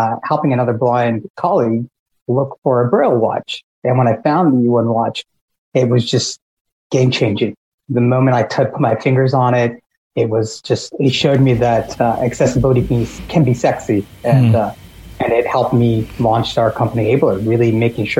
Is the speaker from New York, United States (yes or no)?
no; North Carolina, United States; moved away as an adult; my home state of North Carolina